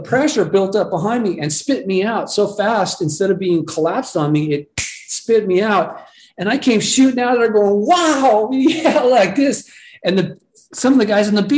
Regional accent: Malibu, California, United States; growing up in Malibu

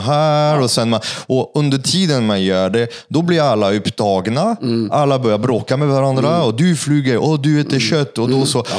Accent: Paris, Île-de-France, France; Swedish is a second language; now in Sweden; jag är från Paris

